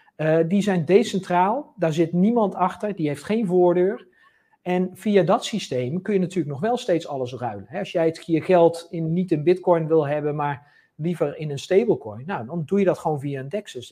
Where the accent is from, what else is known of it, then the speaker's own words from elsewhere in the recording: Netherlands; wij als Nederlanders